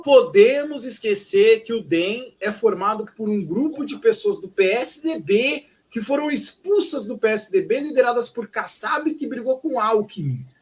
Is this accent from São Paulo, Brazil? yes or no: yes; São Paulo, Brazil; eu, como paulistano